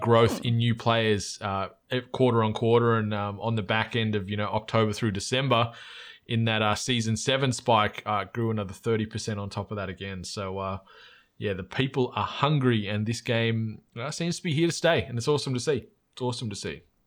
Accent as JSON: {"language": "English", "country": "Australia", "accent": "Aussie", "said": "our accent stands out as in an Aussie"}